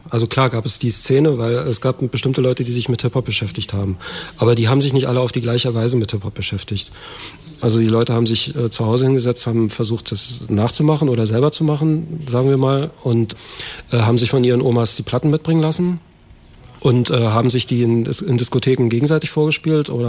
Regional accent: Leipzig, Saxony, Germany; born there; now in Berlin, Germany; ich bin 1959 in Leipzig geboren, habe lange Zeit als Rundfunktechniker gearbeitet in der DDR

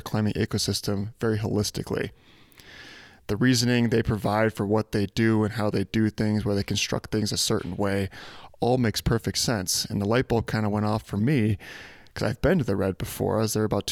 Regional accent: Chicago, Illinois, United States; moved away; I'm from Chicago originally

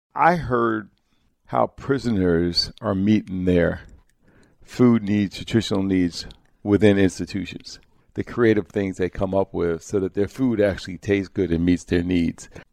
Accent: Hudson Valley, New York, United States; the chip I grew up eating in the Hudson Valley as a kid

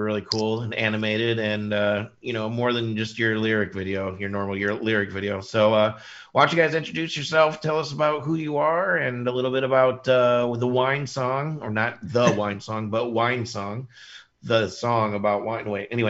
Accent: Indiana, United States; moved away as an adult; now in Rochester, United States; I'm from Indiana originally and been in Rochester for about 10 years

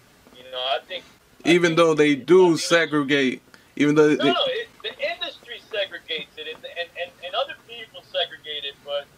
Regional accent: Miami, Florida, United States; I'm from Miami, I'm from the South

